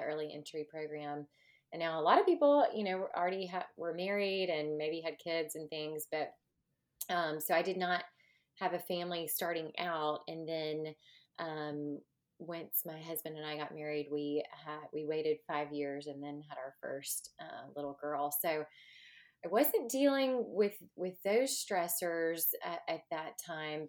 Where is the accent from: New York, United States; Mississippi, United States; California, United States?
Mississippi, United States; accent: southern Mississippi; It's that southern Mississippi um, accent uh, that is coming through, I'm sure. So we are, you know, I am from the hospitality state